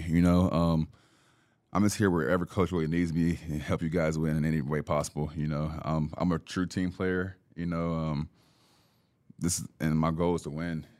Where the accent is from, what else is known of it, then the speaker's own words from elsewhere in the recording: Dallas, Texas, United States; Or I'm from Dallas, too, you know, so